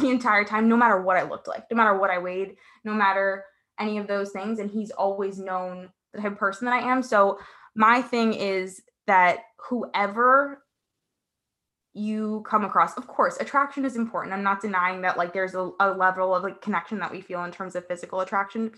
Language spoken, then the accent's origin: English; Paraguay; now in United States; I was born in Paraguay in South America